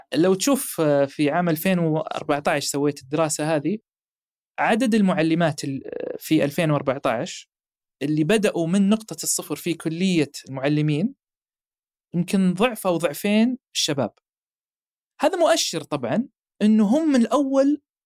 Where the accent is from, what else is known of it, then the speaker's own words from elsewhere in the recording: Saudi Arabia; احنا عندنا في السعوديه